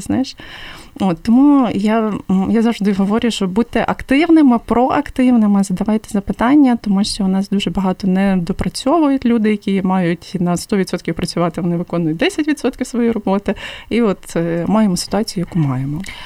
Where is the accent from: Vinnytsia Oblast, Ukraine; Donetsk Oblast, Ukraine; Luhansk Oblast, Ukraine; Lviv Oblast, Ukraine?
Lviv Oblast, Ukraine; Lviv; Я сама зі Львова